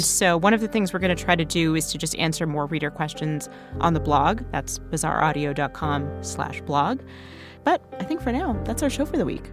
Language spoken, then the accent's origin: English; Canada; moved away as an adult; now in United States; growing up in Canada